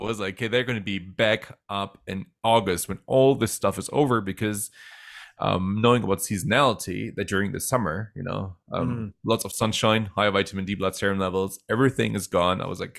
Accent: Germany; also born or lived in Netherlands; And then, of course, I was raised in Germany and the Netherlands.

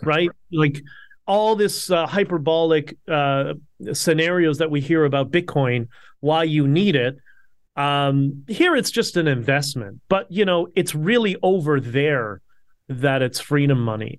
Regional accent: Toronto, Ontario, Canada; I grew up in Toronto

